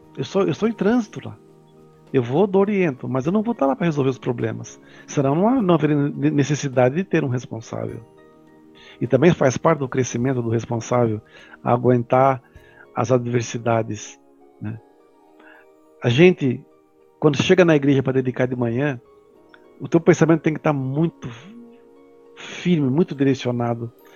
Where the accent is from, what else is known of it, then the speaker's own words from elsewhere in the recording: São Paulo, Brazil; eu sou aqui de São Paulo